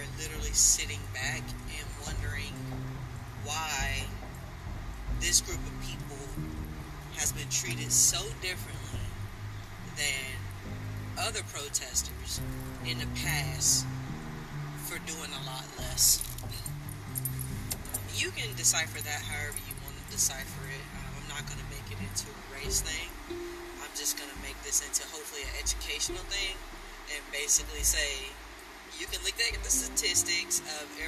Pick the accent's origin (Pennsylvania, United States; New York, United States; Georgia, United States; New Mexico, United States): Georgia, United States; South; accent: twang; I'm from South Georgia, and even though I can't hear my twang, as we like to call it, I am fully aware that it comes through when I'm talking.